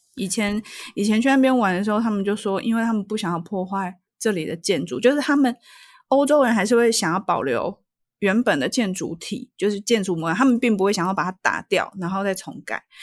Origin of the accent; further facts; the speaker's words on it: Taiwan; 我从台湾来